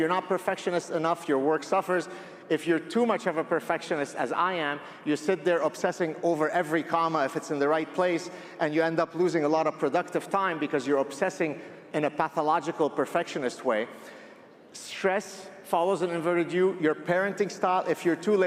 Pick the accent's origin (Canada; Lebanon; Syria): Lebanon; I grew up in the Lebanese Civil War, and my parents would tell me, one of the ways that you would die in Lebanon